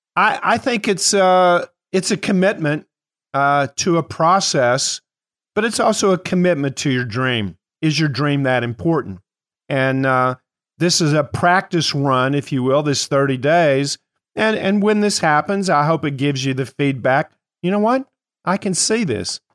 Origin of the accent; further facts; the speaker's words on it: Kentucky, United States; I am from Kentucky